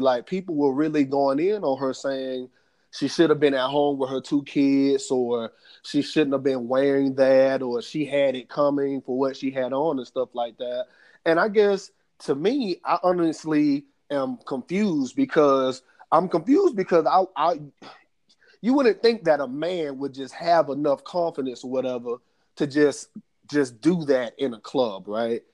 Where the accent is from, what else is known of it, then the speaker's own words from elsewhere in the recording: United States; us as African American men